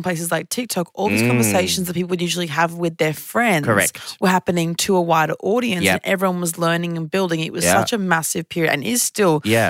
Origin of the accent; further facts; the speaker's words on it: Sydney, New South Wales, Australia; It's an Oyster card. I'm from Sydney.